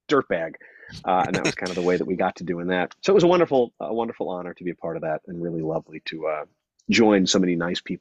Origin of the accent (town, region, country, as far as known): Long Island, New York, United States